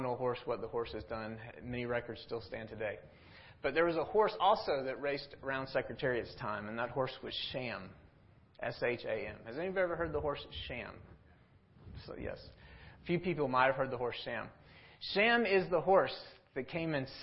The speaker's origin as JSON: {"language": "English", "town": "Miami", "region": "Florida", "country": "United States", "tie": "born or raised there", "also_born_or_lived": "North Atlanta, Georgia", "moved": "yes", "said": "I was born and raised in Miami, Florida"}